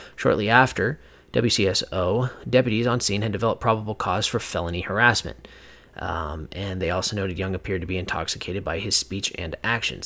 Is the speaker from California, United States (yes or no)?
no; Whatcom County, Washington, United States; moved away; back in my hometown where I grew up. Uh, you know, years ago, and that is a place called Whatcom County.